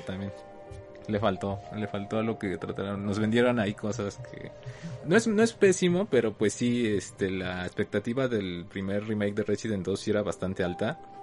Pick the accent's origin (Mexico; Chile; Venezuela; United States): Mexico